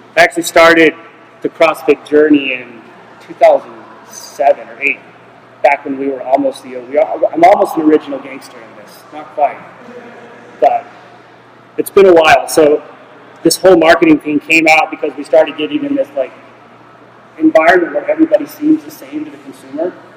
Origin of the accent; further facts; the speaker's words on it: Nevada, United States; I am from Nevada.